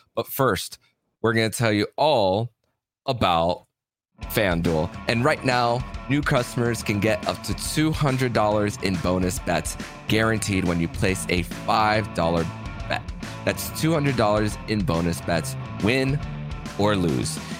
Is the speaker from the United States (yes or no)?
yes; West Kendall, Florida, United States; moved away; I grew up in West Kendall